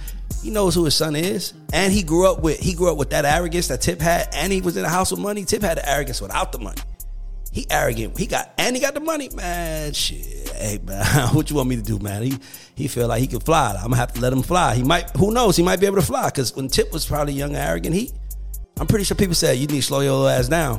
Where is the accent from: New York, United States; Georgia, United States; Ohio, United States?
Georgia, United States; College Park; I grew up in College Park